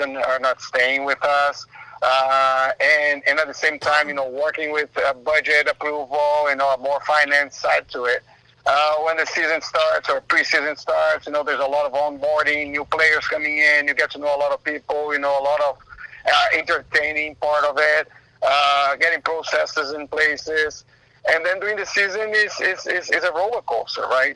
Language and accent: English; Brazil; now in Austin, United States; I'm from Brazil.